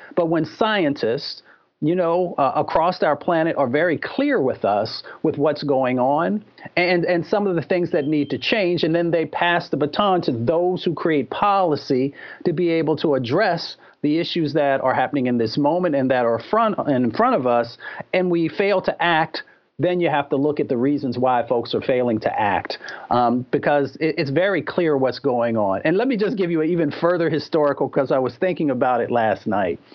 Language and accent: English; Appalachia and Michigan, United States; I was raised in Appalachia and in Michigan